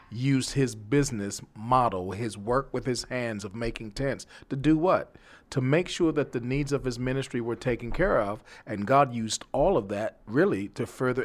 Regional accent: New York, United States; now in Texas, United States; when I came from New York, I had no idea that I would be in Texas, to be quite honest with you. I thought the Lord was punishing me because New York was home. That's all I knew.

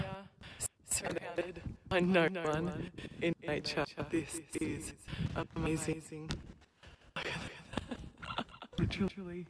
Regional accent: Western New South Wales, Australia; I'm from Western New South Wales, farm girl.

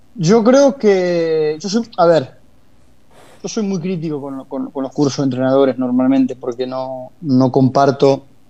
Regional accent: Argentina; moved away as an adult; also born or lived in Scotland / Spain / Italy / England; now in London, United Kingdom; amo mi país porque fue donde nací, tengo mis mayores recuerdos de, la juventud, estoy en Argentina

